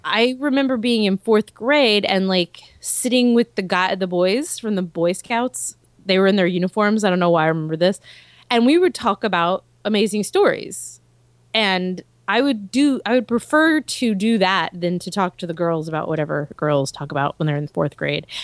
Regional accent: Texas, United States; I am a Texan

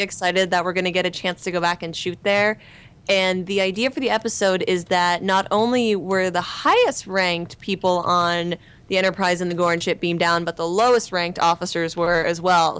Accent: Stratford, Ontario, Canada; moved away as an adult; now in Los Angeles, United States; I'm in Los Angeles and in the United States 'cause I'm Canadian

